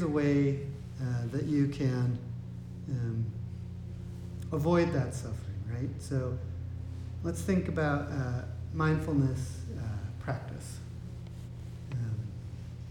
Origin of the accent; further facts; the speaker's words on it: United States; being an American living in this society